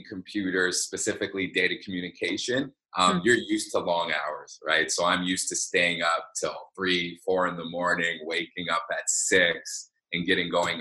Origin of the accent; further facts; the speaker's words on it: Vancouver, British Columbia, Canada; I grew up in Vancouver. I've lived here my entire life